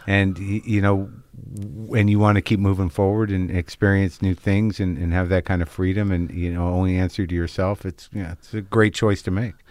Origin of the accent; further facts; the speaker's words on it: Albuquerque, New Mexico, United States; moved away; I grew up in New Mexico.